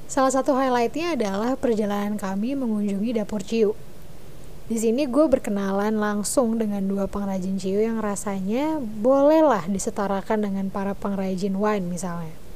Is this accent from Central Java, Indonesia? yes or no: no; Cikarang, West Java, Indonesia; gue sebagai orang Cina benteng dari Cikarang tentu punya satu set pengetahuan dan pengalaman yang sangat berbeda dengan orang Cina Jembatan 5 atau Cina Kelapa Gading gitu